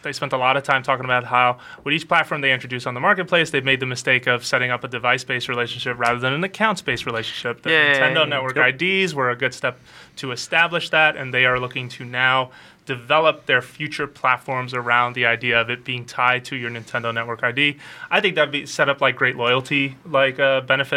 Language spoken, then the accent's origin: English; United States; I was born in this country